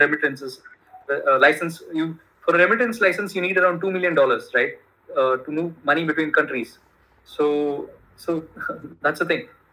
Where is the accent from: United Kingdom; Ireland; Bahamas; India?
India; Bangalore, Karnataka; first language Kannada; English is a second language; moved away as an adult; also born or lived in United States; my hometown is Bangalore